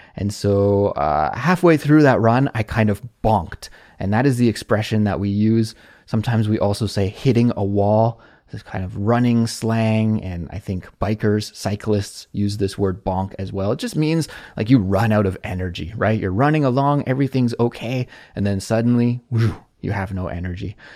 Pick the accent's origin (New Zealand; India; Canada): Canada; moved away as an adult; now in South Korea; a Canadian living abroad in South Korea